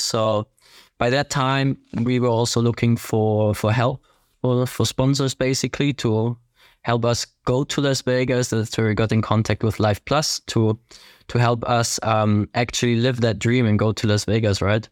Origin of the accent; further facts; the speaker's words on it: Ingolstadt, Bavaria, Germany; English is a second language; now in Herzogenaurach, Germany; I am from Ingolstadt in Germany, southern Germany. Currently live in Herzogenaurach, close to Nuremberg.